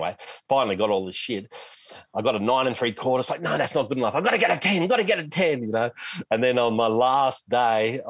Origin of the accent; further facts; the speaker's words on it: Australia; I'm an Aussie